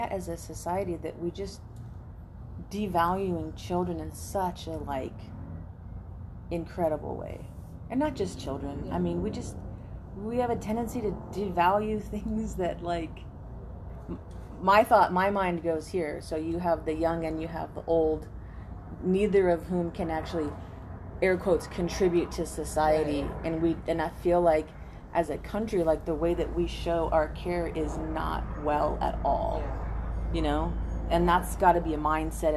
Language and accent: English; United States; I'm an American